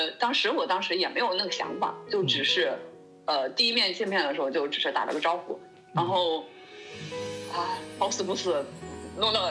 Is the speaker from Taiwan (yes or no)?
no; China; now in Germany; 作为一个中国人，